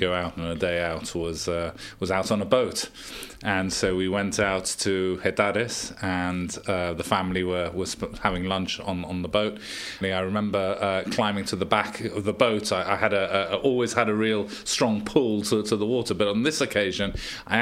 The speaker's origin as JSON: {"language": "English", "country": "Gibraltar", "tie": "born or raised there", "said": "growing up in Gibraltar, it was always a safe place"}